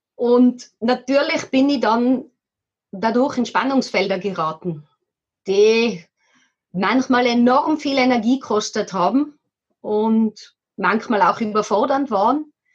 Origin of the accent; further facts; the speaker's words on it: Tyrol, Austria; now in Kremsmünster, Austria; bei uns in Tirol, wo wir ursprünglich herkommen